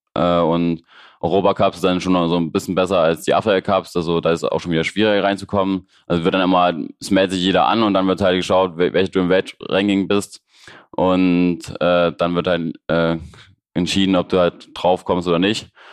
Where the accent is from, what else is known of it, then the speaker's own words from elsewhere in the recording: Leipzig, Saxony, Germany; ich komme aus Leipzig, so wie Markus